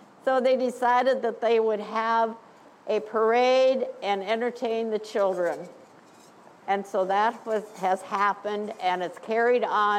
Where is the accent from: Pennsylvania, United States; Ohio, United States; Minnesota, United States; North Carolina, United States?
Minnesota, United States; Anoka; I started in Anoka, and here I am. I'm still in Anoka.